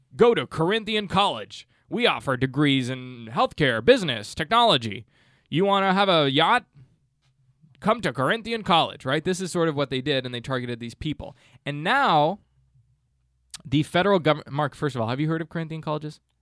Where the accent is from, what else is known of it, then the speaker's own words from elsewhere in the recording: Canada; growing up in Canada